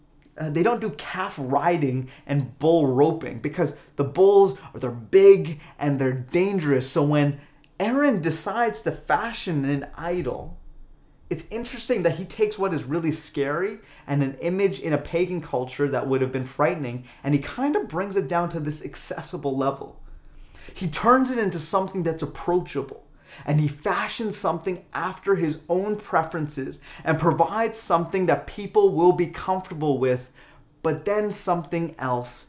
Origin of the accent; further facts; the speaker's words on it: Calgary, Alberta, Canada; moved away; being born and raised in Calgary